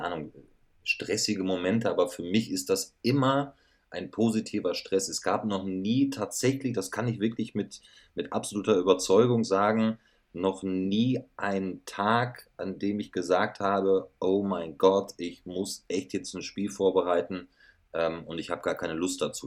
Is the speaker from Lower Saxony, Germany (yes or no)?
no; Schloß Holte-Stukenbrock, North Rhine-Westphalia, Germany; moved away as an adult; now in Munich, Germany; ich weiß ganz genau, wo meine Heimat ist. Und meine Heimat ja. wird immer meine Heimat bleiben. Und das ist Ostwestfalen-Lippe.